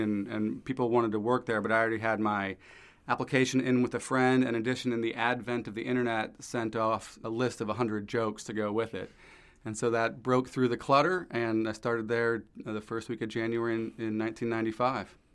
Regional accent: St. Louis, Missouri, United States; moved away; Grew up in Saint Louis

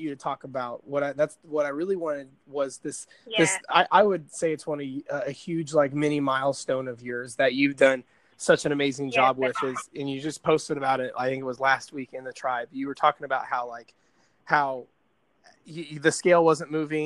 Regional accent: Indiana, United States; I'm from Indiana

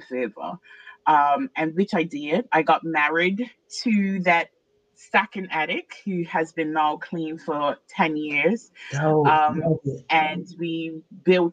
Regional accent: Bermuda; moved away; I'm originally from Bermuda

